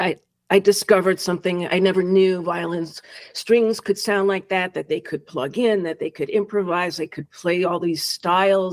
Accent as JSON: {"language": "English", "town": "New York City", "region": "New York", "country": "United States", "tie": "born or raised there", "said": "And starting in Staten Island, and that's where I started to play the viola"}